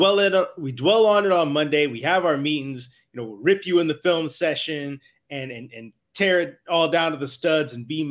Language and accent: English; Chicago, Illinois, United States; moved away; I'm out from the Chicago area originally